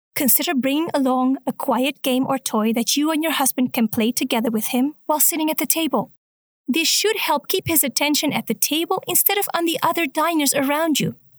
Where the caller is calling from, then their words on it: Chicago, Illinois, United States; I'm calling from Chicago